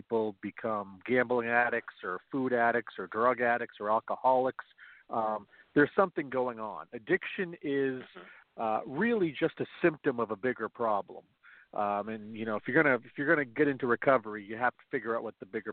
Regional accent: Central Maine, United States; I am from Central Maine. I was born here, pretty much lived here my entire life

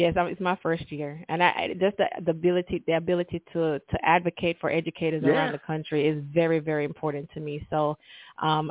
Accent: Kingston, Jamaica; moved away as an adult; now in Georgia, United States; I'm from Kingston, Jamaica

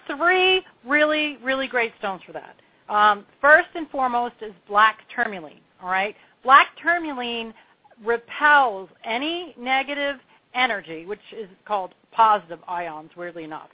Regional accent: Pennsylvania, United States; also born or lived in Long Beach Island, New Jersey / New Hope, Pennsylvania / New York; now in Asheville, United States; I was born and bred in Pennsylvania

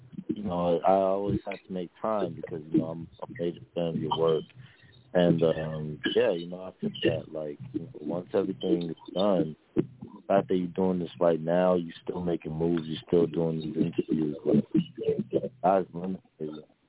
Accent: New York City, New York, United States; I'm from Brooklyn

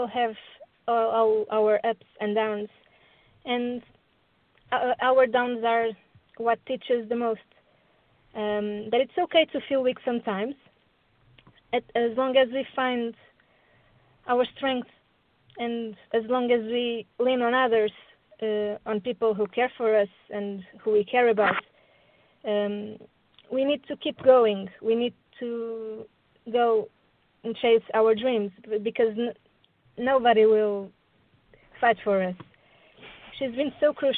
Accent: Portugal; I'm from Portugal.

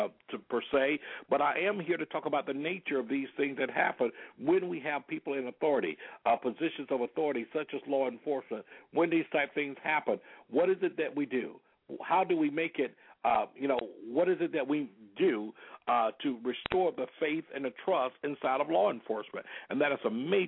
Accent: Selma, Alabama, United States; now in Florida, United States; I was born and raised there in Selma, Alabama

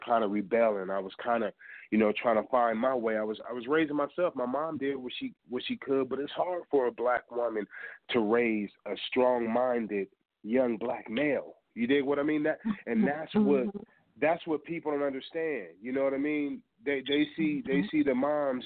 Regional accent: Colorado, United States; also born or lived in Hamilton, Ohio; I was raised in Colorado and Colorado made me the man that I am.

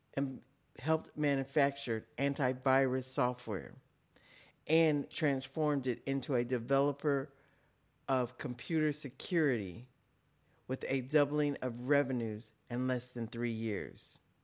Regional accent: Wright-Patterson Air Force Base, Ohio, United States; I'm from Wright Pat and even did an internship at Wright Pat Air Force Base

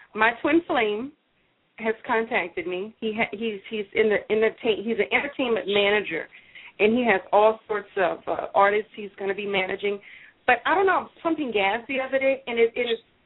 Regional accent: Louisiana, United States; I'm from Louisiana.

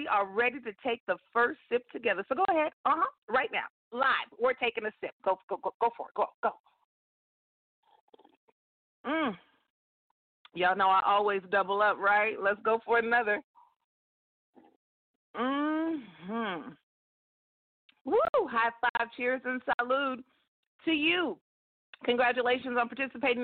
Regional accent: California, United States; moved away as an adult; also born or lived in Metro Atlanta, Georgia; I am born and raised in California, and that's where I currently live right now. I'm a Cali girl, but I lived in Georgia for nearly 17 years.

